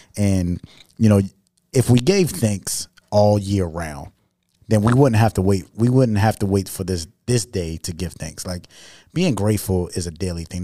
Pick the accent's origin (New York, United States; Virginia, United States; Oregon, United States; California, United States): New York, United States; New York City; I'm from New York City